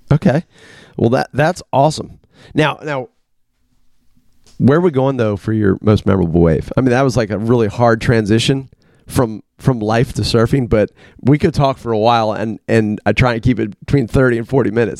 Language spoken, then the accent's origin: English; Washington, District of Columbia, United States; I grew up in the Washington D.C. area, so I was two hours from the coast.